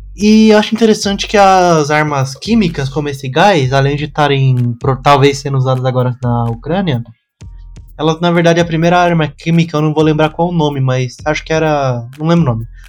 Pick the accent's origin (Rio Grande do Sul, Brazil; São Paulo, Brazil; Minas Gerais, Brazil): São Paulo, Brazil; eu sou do Capão Redondo